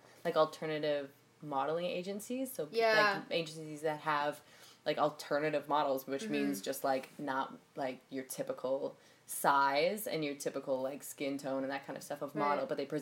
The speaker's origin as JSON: {"language": "English", "region": "Northern Ontario", "country": "Canada", "tie": "born or raised there", "moved": "yes", "lives_now": "Toronto, Canada", "said": "I grew up in Northern Ontario"}